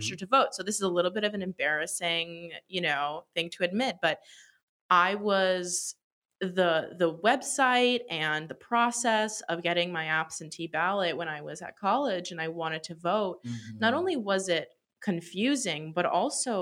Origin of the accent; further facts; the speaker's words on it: Long Island, New York, United States; now in New York City, United States; And I go to school in New York City, and I'm from Long Island